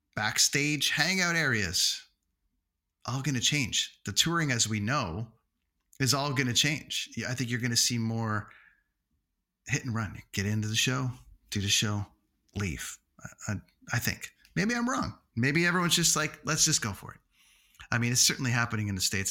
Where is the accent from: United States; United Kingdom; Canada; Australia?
Canada; Toronto, Ontario; in Toronto for two nights during the Toronto Film Festival in my hometown